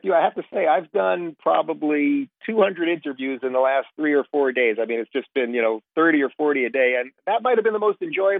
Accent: Brooklyn, New York, United States; born there; I was born in Brooklyn, which is obviously a borough of New York City, one of the main boroughs.

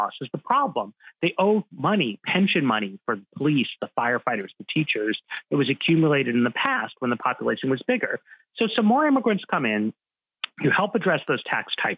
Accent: New York, United States; I grew up in New York

